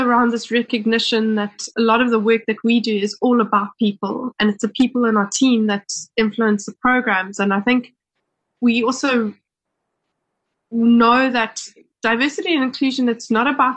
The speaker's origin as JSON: {"language": "English", "country": "South Africa", "said": "as a South African"}